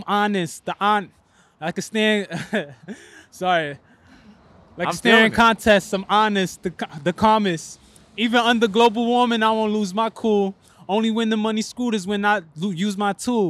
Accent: New York City, New York, United States; also born or lived in Harlem; I was born in Harlem, you know, raised in Brownsville

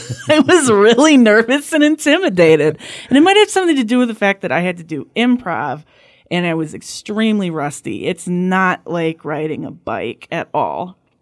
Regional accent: Flint area, Michigan, United States; moved away as an adult; I grew up in a, in a very middle class, uh, white western suburb of Flint

